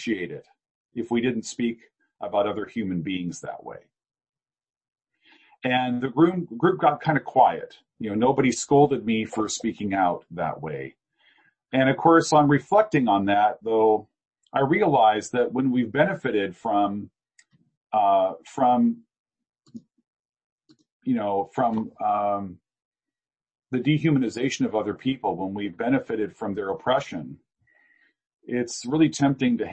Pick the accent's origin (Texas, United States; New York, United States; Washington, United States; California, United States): Washington, United States; Eastern Washington State, United States; also born or lived in Chicago; I grew up in Eastern Washington State in a town of 300 people